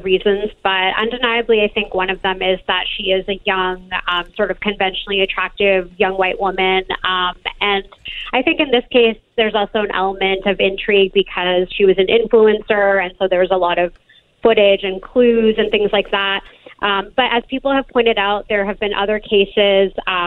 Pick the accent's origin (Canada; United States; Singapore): Canada; I'm actually Canadian